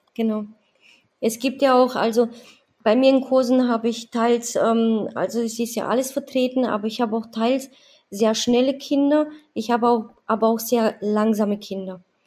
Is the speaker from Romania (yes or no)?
yes; Romania; now in Badenweiler, Germany; ich komme aus Rumänien